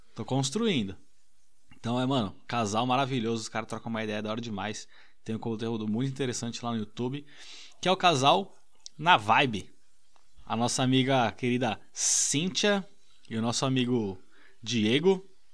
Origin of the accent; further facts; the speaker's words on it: Brazil; now in United Kingdom; eu sou do Brasil